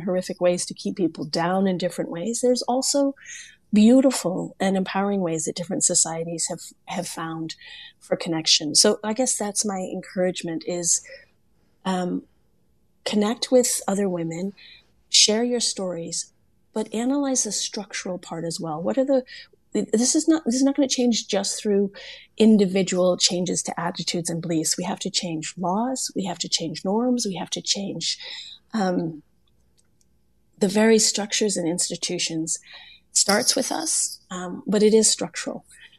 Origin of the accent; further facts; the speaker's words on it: Germany; also born or lived in Korea / Italy / Kenya / Senegal; I grew up all over the world. I was born in Korea, raised in Germany and Italy. I lived in Kenya, Senegal, and South Africa as an adult